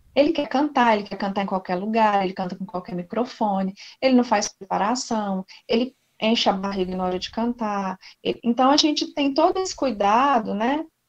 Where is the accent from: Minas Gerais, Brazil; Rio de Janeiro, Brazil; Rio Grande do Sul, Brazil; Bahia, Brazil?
Minas Gerais, Brazil; Belo Horizonte; moved away as an adult; also born or lived in Brasília / Palmas, Tocantins; eu sou de BH, mineiríssima